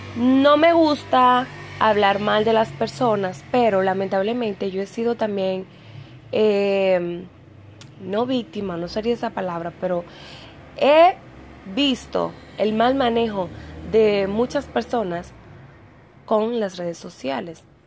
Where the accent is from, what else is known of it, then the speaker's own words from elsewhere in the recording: Dominican Republic; en mi país, aquí en República Dominicana